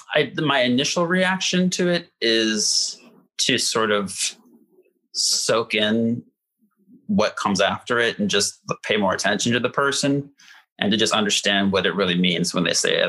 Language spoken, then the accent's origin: English; Indiana, United States; moved away as an adult; also born or lived in Gary, Indiana; now in Chicago, United States; I started out uh, close to Gary, Indiana. That's where mm. my hmm. mom's from. That's where my grandma still lives, and um, that was till like age 10, and then you know, through um, through age 18, when I left home, I was in a smaller town um, and more rural Indiana